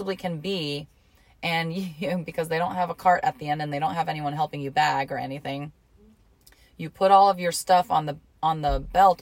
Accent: Hot Springs, Arkansas, United States; also born or lived in Detroit, Michigan; So we lived in Hot Springs, Arkansas is where I grew up, right? That's like my hometown.

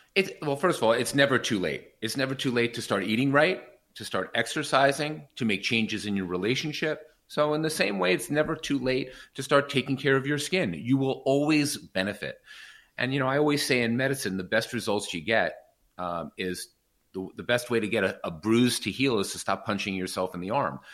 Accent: New York, United States; I did grow up a privileged life in New York

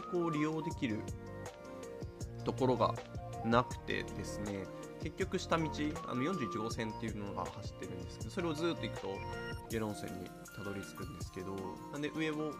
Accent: Shizuoka, Japan; 静岡出身なんですけど

